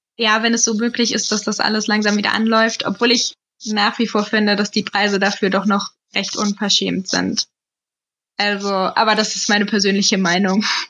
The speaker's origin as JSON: {"language": "German", "region": "Hesse", "country": "Germany", "said": "Aber wir kommen ja aus Hessen"}